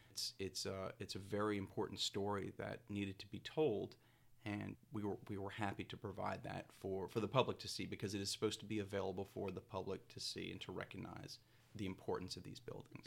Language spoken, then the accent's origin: English; New Orleans, Louisiana, United States; also born or lived in Natchitoches / Gretna; I am a New Orleans native. I grew up in Lake Vista, but I live in Gretna.